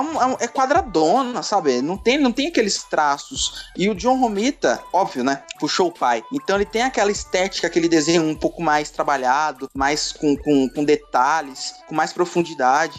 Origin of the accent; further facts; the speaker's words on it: São Paulo, Brazil; accent: paulista; só tenho sotaque de paulista mesmo